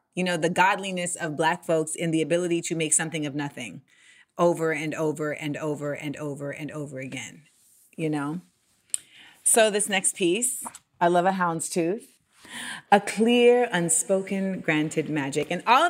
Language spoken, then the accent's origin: English; Orlando, Florida, United States; I grew up in Orlando, Florida